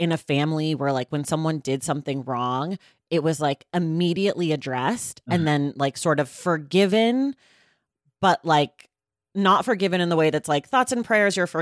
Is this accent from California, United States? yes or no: yes; California, United States; I'm from California, where people allegedly are better about these things